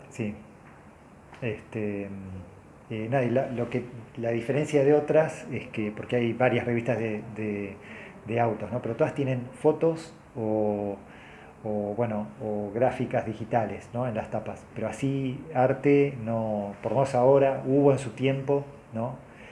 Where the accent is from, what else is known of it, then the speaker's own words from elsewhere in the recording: Argentina; soy argentino